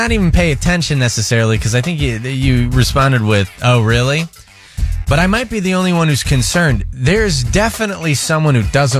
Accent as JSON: {"language": "English", "region": "Midwest", "country": "United States", "said": "I'm from the Midwest"}